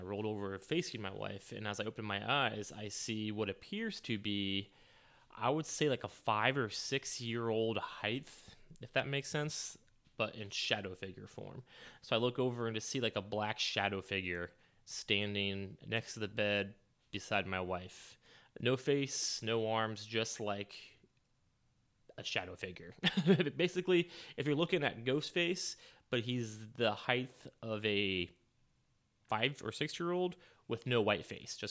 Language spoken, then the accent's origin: English; St. Marys, Ohio, United States; my hometown of St. Mary's, Ohio